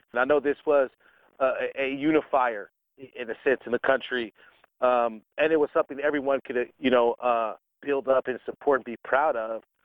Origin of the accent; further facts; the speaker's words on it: United States; as an American football fan